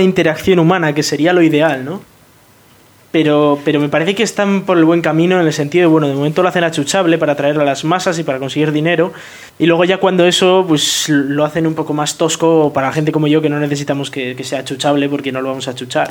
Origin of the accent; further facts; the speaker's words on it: Bilbao, Basque Country, Spain; yo soy de Bilbao y me voy a ir a vivir a Virginia